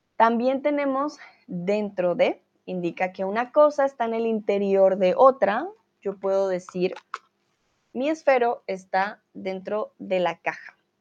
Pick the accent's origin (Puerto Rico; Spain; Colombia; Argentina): Colombia; now in Germany; soy de Colombia y eh, el día hoy vivo en Alemania.